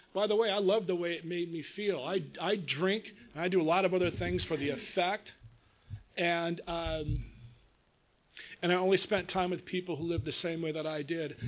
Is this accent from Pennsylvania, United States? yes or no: no; Long Beach, California, United States; I was uh, born and raised in Long Beach